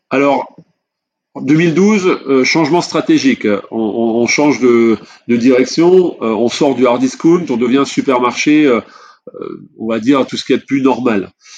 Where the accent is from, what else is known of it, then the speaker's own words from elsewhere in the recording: France; en tant que Français et, fier de l'être